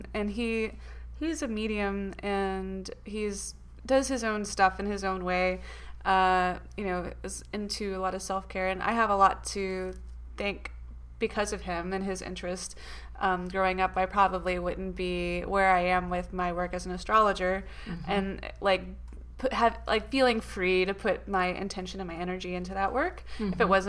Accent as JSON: {"language": "English", "region": "the South", "country": "United States", "said": "We are from the South"}